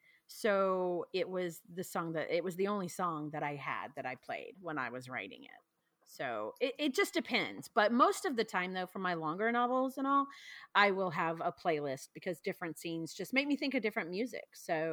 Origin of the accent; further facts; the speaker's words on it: the South, United States; like I said, I'm from the South. So small towns kind of remind me of, you know, the perception of a Southern belle.